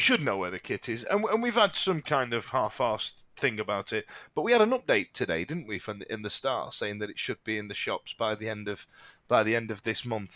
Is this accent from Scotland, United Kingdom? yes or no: no; Yorkshire and the Humber, United Kingdom; born in Thatcher's Britain in the eighties, growing up in South Yorkshire